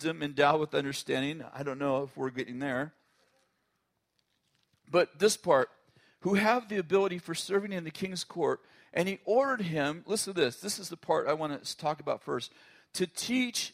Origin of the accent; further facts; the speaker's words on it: United States; I'm American and intensely patriotic